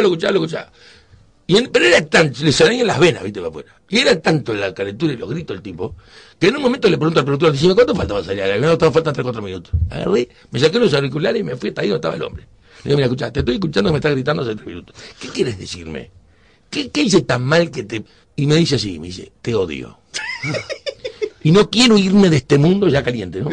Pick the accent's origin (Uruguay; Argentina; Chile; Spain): Uruguay; moved away as an adult; also born or lived in Tel Aviv, Israel; Como cualquier uruguayo